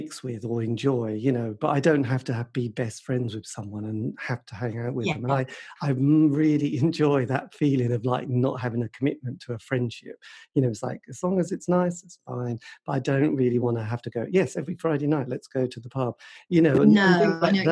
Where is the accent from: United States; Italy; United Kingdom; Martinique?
United Kingdom; Suffolk, East of England; now in Norwich, United Kingdom; I was brought up in Suffolk.